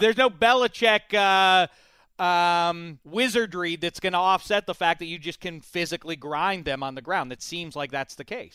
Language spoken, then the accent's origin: English; Pittsburgh, Pennsylvania, United States; I just went to all the pit games when I was growing up in Pittsburgh